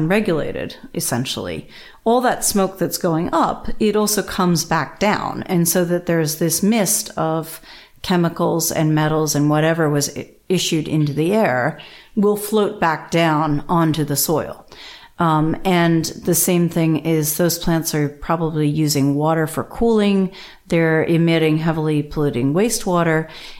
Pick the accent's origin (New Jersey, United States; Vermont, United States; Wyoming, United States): New Jersey, United States; So I grew up in New Jersey, and we are well known for our Superfund sites.